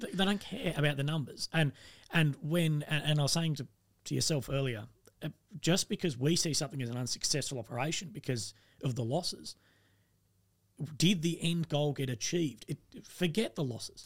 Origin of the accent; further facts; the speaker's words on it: Australia; I'm, I'm from Australia